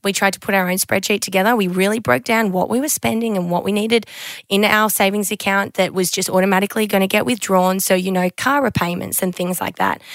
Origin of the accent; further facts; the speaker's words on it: Queensland, Australia; moved away as an adult; now in Sydney, Australia; I grew up in Queensland